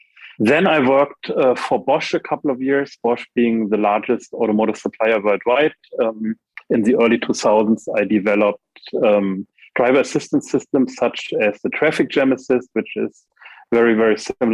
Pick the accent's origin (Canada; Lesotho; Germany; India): Germany; also born or lived in United States; So after growing up in Germany and in the US, I did a PhD